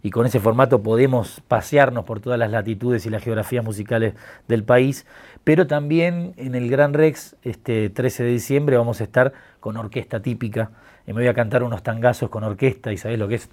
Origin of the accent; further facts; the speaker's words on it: Buenos Aires, Argentina; Yo me crié en el Bajo Belgrano, que es un barrio... Yo tengo 43 años ya.